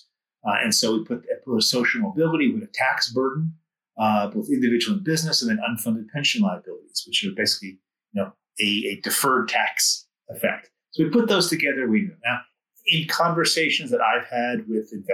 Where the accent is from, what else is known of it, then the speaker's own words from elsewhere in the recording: United States; being an American